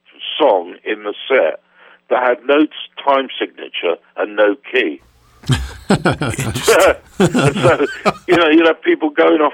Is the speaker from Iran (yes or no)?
no; Poole, South West England, United Kingdom; moved away as an adult; also born or lived in London; my hometown in Dorset, Poole in Dorset